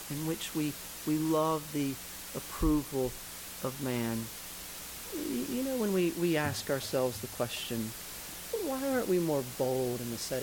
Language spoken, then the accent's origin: English; Georgia, United States; I'm from Georgia. I love the South. I'm a kind of a deep Southern kind of guy